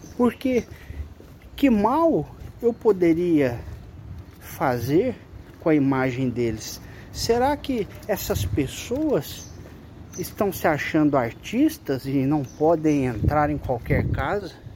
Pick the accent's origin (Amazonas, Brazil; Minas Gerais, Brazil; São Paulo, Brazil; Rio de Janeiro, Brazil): São Paulo, Brazil; São José do Rio Preto; Eu tenho vivido aqui em Rio Preto, porque eu sou de São José do Rio Preto, resido aqui